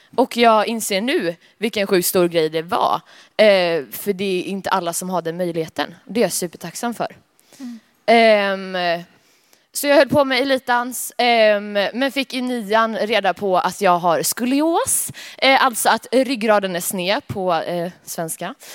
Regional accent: Alingsås, Västra Götaland, Sweden; kommer från Allingsås

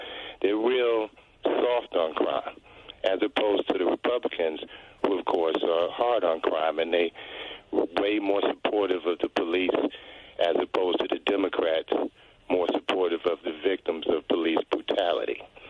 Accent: New York, United States; As a New Yorker that lived in New York from Mayor Koch through Mayor Bloomberg

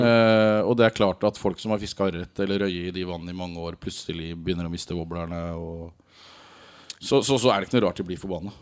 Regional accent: Rogaland, Norway; jeg er jo rogalending

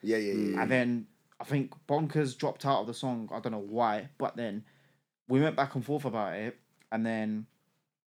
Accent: London, United Kingdom; I was born and raised in East London, so I came from an area called Ilford

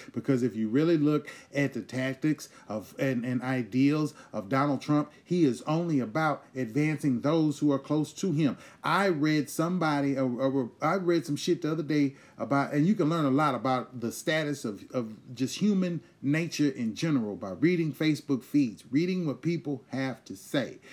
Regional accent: United States; we as American citizens

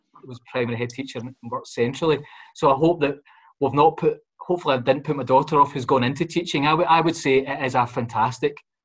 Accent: Glasgow, Scotland, United Kingdom; I'm a boy born and brought up in the Gorbals.

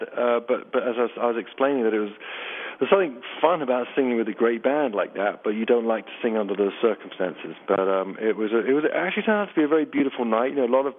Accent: England, United Kingdom; I am English

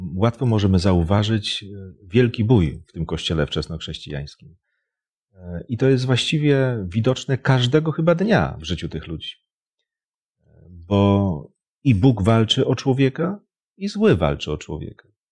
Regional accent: Poland; jesteśmy Polakami

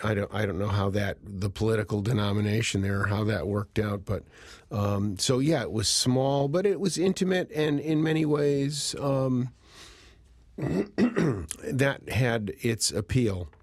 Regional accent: Cheshire, Connecticut, United States; moved away as an adult; growing up in Cheshire, you know, college was always the, the, um, the goal

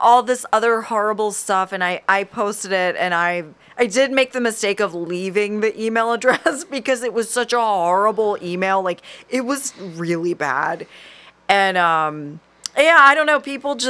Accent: Southern United States, United States; Which, like, okay, I'm from the South, so like, yes, I've mostly gotten rid of most of my accent if I'm not drinking.

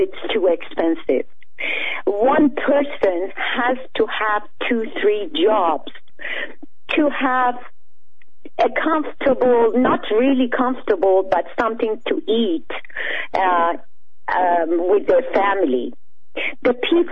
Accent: Iran; moved away; I am proud to be Iranian. Even they killed my father, even they executed him

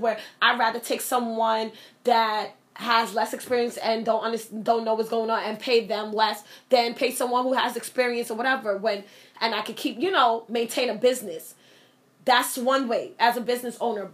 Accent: United States; I am an American. I am a born citizen

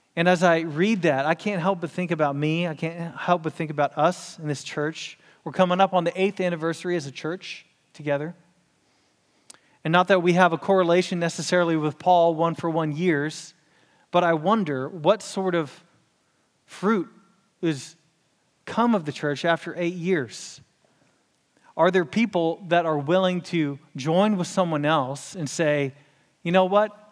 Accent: Houston, Texas, United States; I'm from Houston

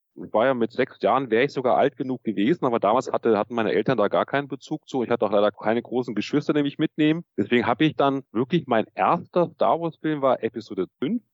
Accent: Munich, Bavaria, Germany; Ich komme aus München

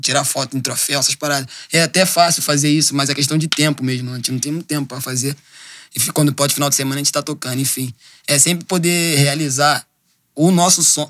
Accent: Rio de Janeiro, Brazil; eu cresci mais ou menos assim no Maracanã

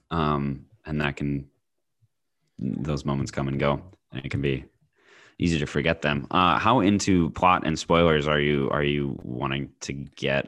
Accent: United States; as an American

